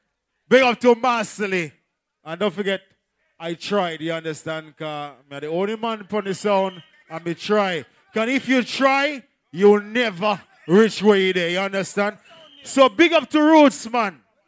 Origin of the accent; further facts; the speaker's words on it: St. Lucia; Listen, me, I'm from St. Lucia.